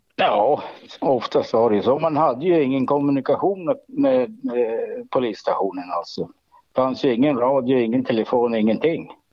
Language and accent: Swedish; Jämtland, Sweden; Jag är ju, jag är ju född i Jämtland, uppvuxen i Jämtland